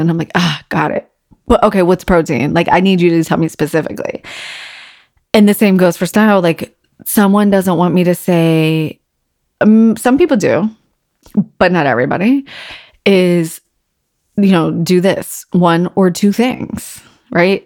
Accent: Virginia Beach, Virginia, United States; growing up in Virginia Beach being on the water

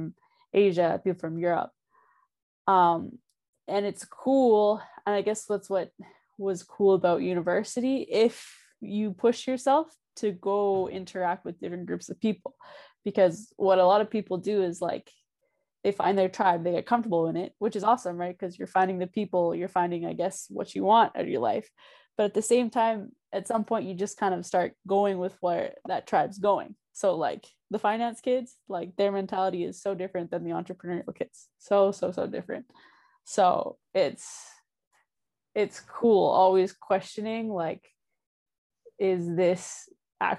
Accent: Niverville, Manitoba, Canada; moved away; also born or lived in Winnipeg / Miami; I was born in Winnipeg. Well, in Niverville. Niverville is a town with 3,500 people, 4,000 people

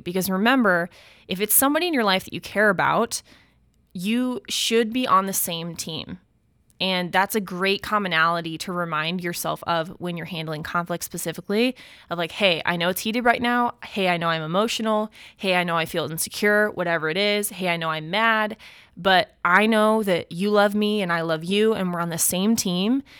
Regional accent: United States; being an American

